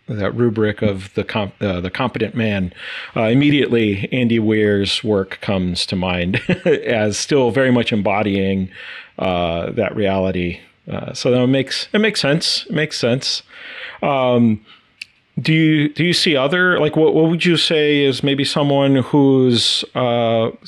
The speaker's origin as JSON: {"language": "English", "country": "Brazil", "tie": "born or raised there", "moved": "yes", "lives_now": "United States", "said": "born and raised in South America and Brazil"}